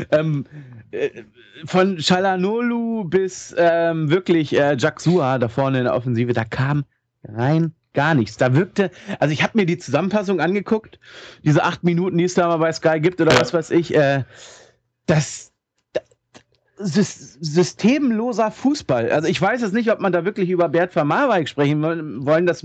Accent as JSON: {"language": "German", "town": "Hanover", "region": "Lower Saxony", "country": "Germany", "said": "Ich als Hannoveraner kann das auch mal sagen, wie ich finde."}